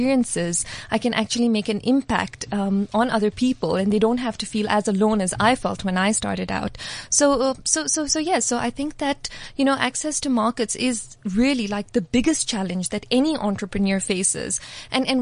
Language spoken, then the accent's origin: English; Dubai, United Arab Emirates; moved away as an adult; now in South Africa; I grew up in Dubai